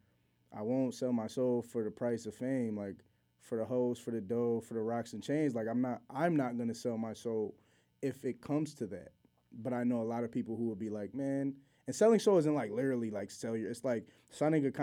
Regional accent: Bristol, Connecticut, United States; I grew up in Bristol

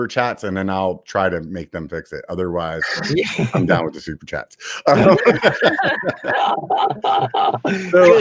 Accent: Pennsylvania, United States; moved away; I'm from Pennsylvania originally

